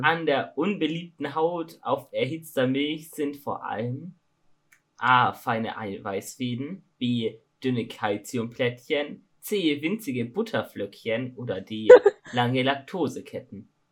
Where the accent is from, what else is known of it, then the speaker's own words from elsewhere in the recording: Augsburg, Bavaria, Germany; Also ich komme aus Augsburg